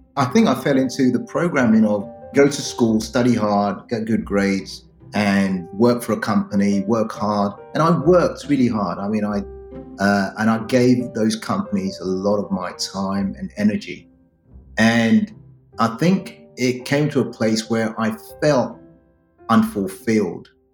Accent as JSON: {"language": "English", "country": "United Kingdom", "tie": "born or raised there", "also_born_or_lived": "Ghana"}